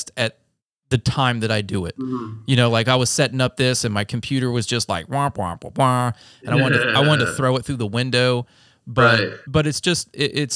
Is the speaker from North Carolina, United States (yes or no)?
yes; North Carolina, United States; moved away; we're from North Carolina, so, you know, very conservative